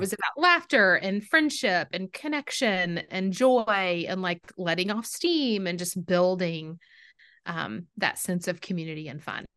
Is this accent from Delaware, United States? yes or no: no; Texas, United States; I'm from Texas